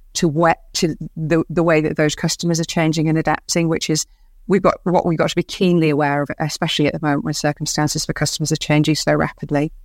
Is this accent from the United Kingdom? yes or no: yes; Bradford, Yorkshire and the Humber, United Kingdom; moved away as an adult; I grew up in Bradford